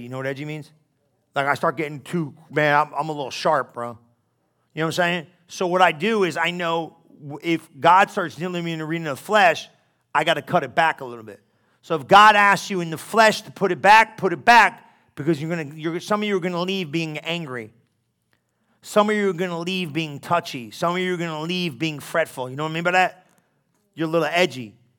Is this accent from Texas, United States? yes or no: no; New Jersey, United States; I'm Italian from New Jersey